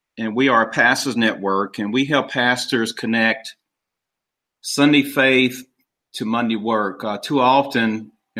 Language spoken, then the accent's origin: English; Kansas City, Missouri, United States; also born or lived in St. Louis, Missouri; I'm originally from Kansas City, Missouri. That's where I live now.